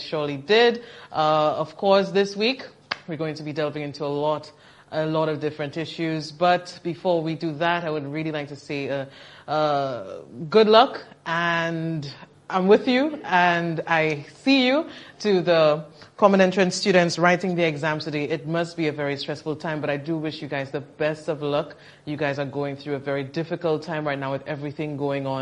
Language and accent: English; Vieux Fort, St. Lucia; I'm from Viewfort